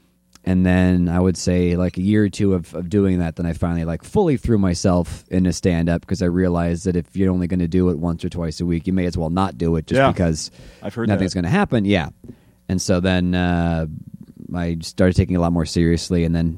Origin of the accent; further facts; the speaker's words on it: Warroad, Minnesota, United States; moved away as an adult; also born or lived in Bemidji, Minnesota; I'm from a small town in northern Minnesota called War Road.